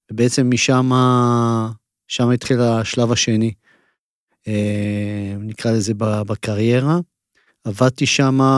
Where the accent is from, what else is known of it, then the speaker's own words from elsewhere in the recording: Israel; לא, אני נולדתי בארץ.